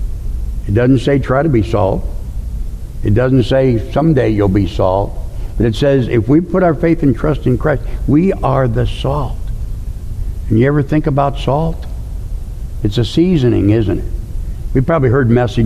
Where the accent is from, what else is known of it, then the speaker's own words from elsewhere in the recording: St. Louis, Missouri, United States; I grew up in St. Louis, Missouri